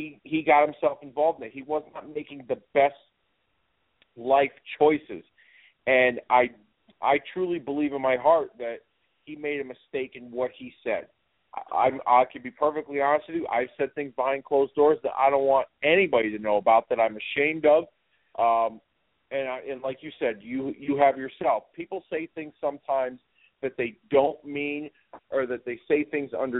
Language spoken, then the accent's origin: English; United States; myself, as an American